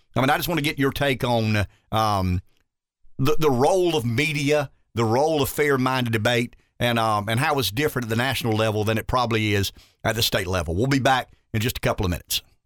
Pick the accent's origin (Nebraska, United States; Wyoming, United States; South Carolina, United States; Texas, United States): South Carolina, United States; Pamplico; I grew up in Pamplico. I grew up in rural America.